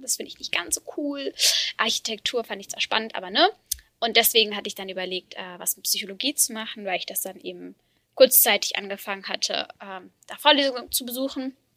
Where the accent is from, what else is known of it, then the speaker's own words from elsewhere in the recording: Freiburg im Breisgau, Baden-Württemberg, Germany; moved away as an adult; now in Berlin, Germany; ich komme ähm, aus Freiburg im Breisgau